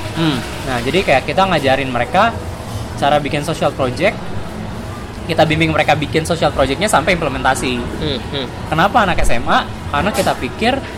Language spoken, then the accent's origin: Indonesian; Bandung, West Java, Indonesia; Gua S M A-nya di Bandung